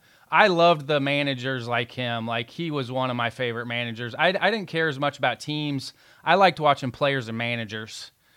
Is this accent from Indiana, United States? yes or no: yes; Evansville, Indiana, United States; I grew up in Evansville